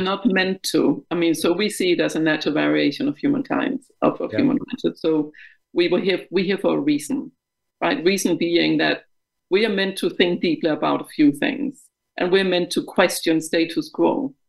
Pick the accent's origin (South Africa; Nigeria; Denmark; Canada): Denmark; English is a second language; moved away as an adult; now in United Kingdom; I'm Danish of uh, of origin. Um, I um, grew up in Denmark until my mid 20s when I was uh, transferred by the bank I worked for to the UK